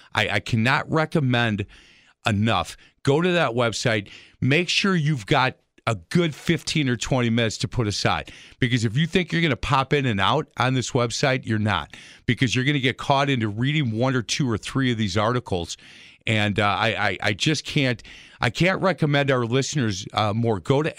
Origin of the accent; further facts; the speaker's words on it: Milwaukee, Wisconsin, United States; I'm from Milwaukee, you know, fairly close to where he grew up and where he played.